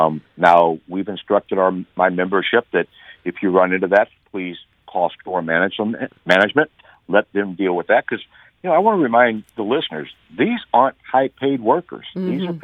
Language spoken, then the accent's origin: English; St. Louis, Missouri, United States; My hometown employers here really were ahead of most employers in the St. Louis area in getting safety precautions up.